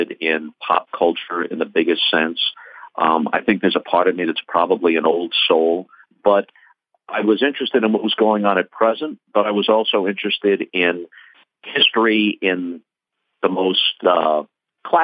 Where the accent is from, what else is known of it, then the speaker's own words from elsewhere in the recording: New York, United States; I grew up in New York in the late 50s and in the 60s